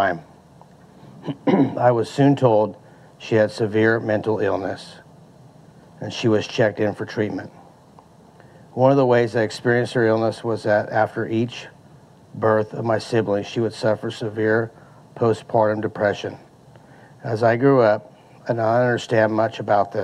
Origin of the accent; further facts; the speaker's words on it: Modesto, California, United States; I was born in 1970 in Modesto, the oldest child of a family of six children